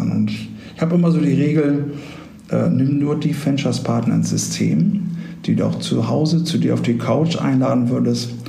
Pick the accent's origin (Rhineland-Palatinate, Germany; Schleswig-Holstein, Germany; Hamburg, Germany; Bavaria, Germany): Hamburg, Germany; Ja, du, Hamburg, äh, natürlich, also ich komme ja ursprünglich aus Hamburg.